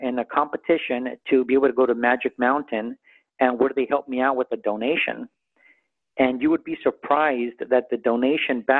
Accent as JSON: {"language": "English", "town": "Santa Monica", "region": "California", "country": "United States", "tie": "born or raised there", "also_born_or_lived": "Culver City", "said": "I was born in Santa Monica"}